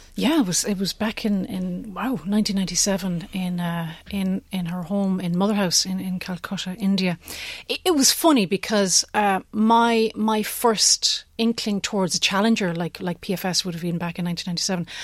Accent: County Limerick, Munster, Ireland; moved away as an adult; also born or lived in United States; Originally from, uh, the middle of nowhere in County Limerick

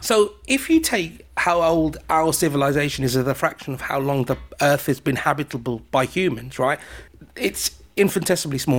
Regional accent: United Kingdom; I'm British

